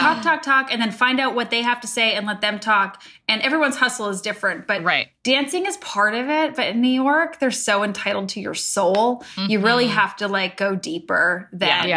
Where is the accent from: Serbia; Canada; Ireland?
Canada; I'm Canadian